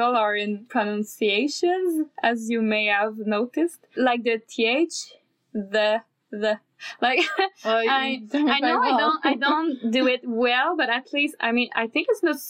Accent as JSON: {"language": "English", "region": "Quebec", "country": "Canada", "tie": "born or raised there", "first_language": "French", "second_language": "English", "lives_now": "Montreal, Canada", "said": "in my suburb, there was like one Anglophone elementary school"}